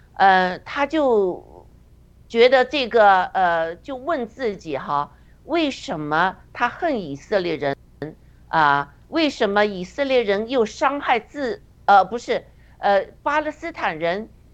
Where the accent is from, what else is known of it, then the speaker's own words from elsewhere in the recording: China; 就像我们在中共中共国成长的人一样